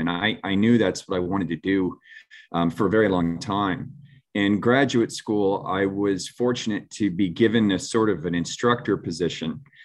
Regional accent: St. Petersburg, Florida, United States; also born or lived in Gulfport, Florida; I'm a Florida boy. I was, um, born and raised in Saint Petersburg and, uh, Gulfport, Florida

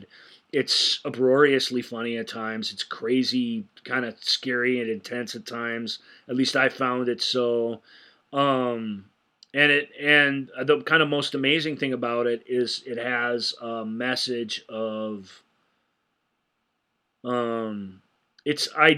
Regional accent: United States; as an American

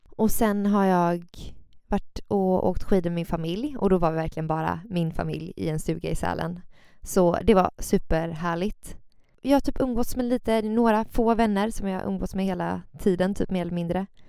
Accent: Gothenburg, Västra Götaland, Sweden; Jag är från Göteborg, bor här

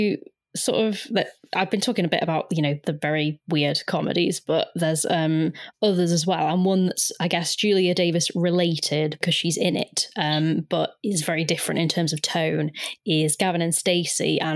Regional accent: Wales, United Kingdom; I'm Welsh

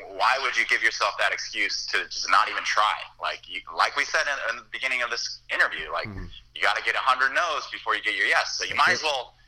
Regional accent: California, United States; I'm from California

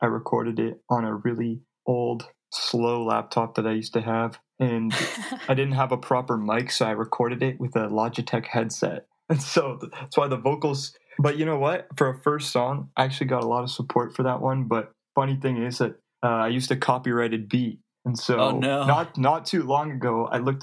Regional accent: Vancouver, British Columbia, Canada; also born or lived in Winnipeg; now in Maple Ridge, Canada; after, like, I was one, my parents, we moved back to Vancouver because that's where my parents are from. And now I live in Maple Ridge for the last, like, 10 years I've been here

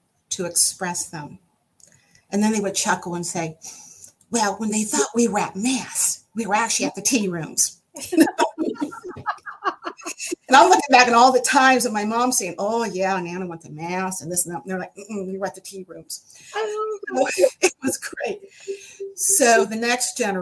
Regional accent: United States; I'm an American for sure. And a proud one at that. But I said, my lineage is what guides me and influences me

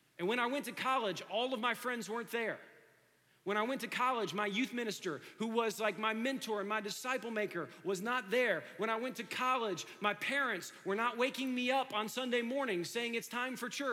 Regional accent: Dayton, Ohio, United States; I grew up in Dayton, Ohio.

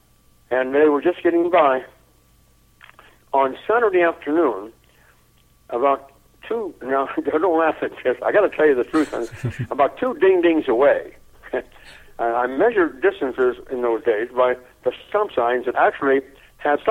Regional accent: Memphis, Tennessee, United States; also born or lived in San Antonio, Texas; we moved from San Antonio, where there was no work, and where I was born, to Memphis, Tennessee

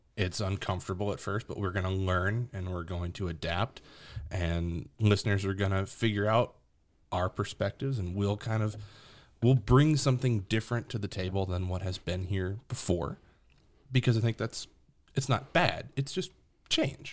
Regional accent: New Orleans, Louisiana, United States; moved away as an adult; now in Tennessee, United States; I'm from New Orleans. Born and raised in New Orleans, just moved to Tennessee

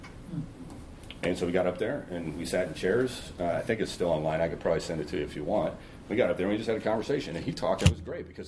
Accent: Long Beach, California, United States; I grew up in Long Beach, California.

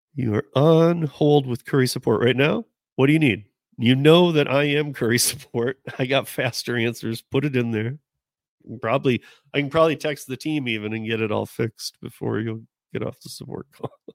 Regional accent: Michigan, United States; moved away; we're both from Michigan

